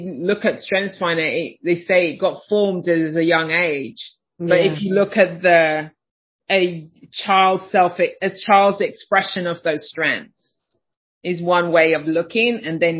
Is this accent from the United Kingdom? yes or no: yes; United Kingdom; moved away as an adult; now in Chicago, United States; I live in Chicago. You can hear I'm not from Chicago.